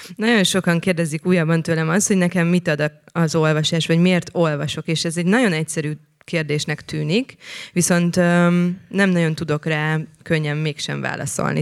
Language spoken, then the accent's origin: Hungarian; Szentendre, Pest, Hungary; Szentendrei vagyok